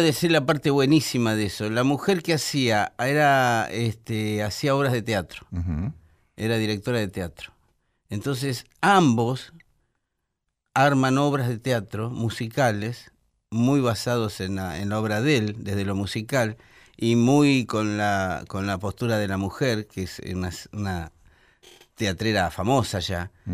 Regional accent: Buenos Aires, Argentina; Yo soy porteño, medularmente, porque yo nací en el puerto. Nací en el hospital ferroviario

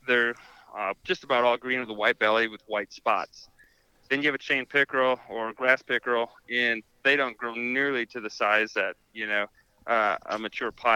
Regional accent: Wisconsin, United States; I'm from Wisconsin, so upper Midwest

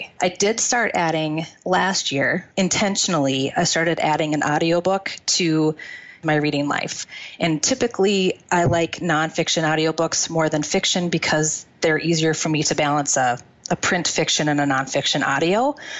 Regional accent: Wisconsin, United States; I am from Wisconsin.

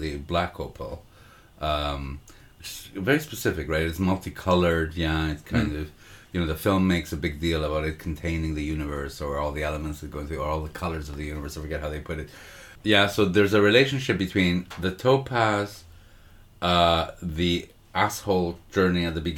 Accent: Montreal, Quebec, Canada; a culture that I grew up in Montreal

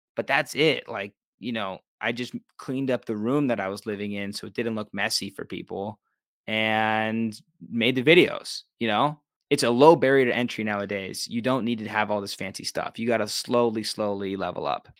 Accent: Pittsburgh, Pennsylvania, United States; moved away as an adult; also born or lived in Los Angeles; I just love Pittsburgh. This is my hometown.

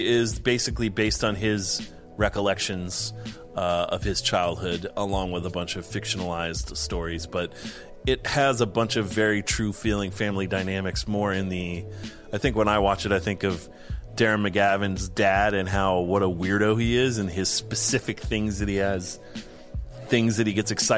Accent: East Coast, United States; I grew up on the East Coast

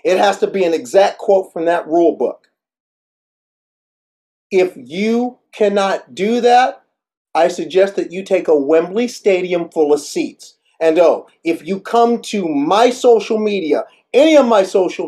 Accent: Midwest, United States; also born or lived in Northeast United States; now in Northeast, United States; Being a Midwesterner, I never forgot how it is to drive with snow on the ground. Of course, living in the Northeast

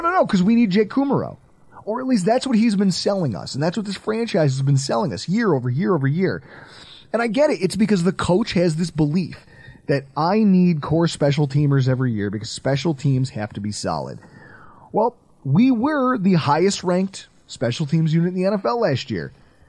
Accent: United States; I'm an American.

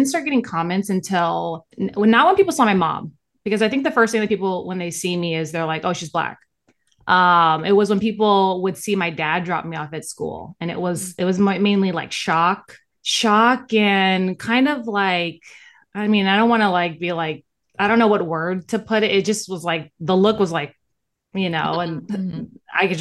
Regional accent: Gardena, California, United States; I grew up in Gardena, California, which is predominantly known for being like a Japanese American community

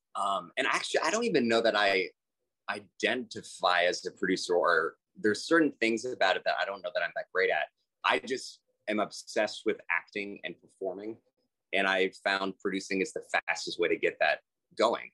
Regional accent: Houston, Texas, United States; also born or lived in New York; I'm from Houston, Texas

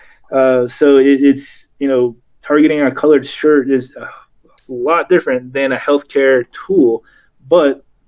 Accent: Kentucky, United States; I grew up in Kentucky in a vet hospital.

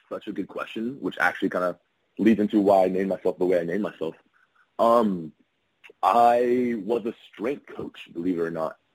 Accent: California, United States; also born or lived in Texas / Ohio / Louisiana; now in Florida, United States; Um, all over the place. Um, grew up a lot in California. Um, lived in Texas

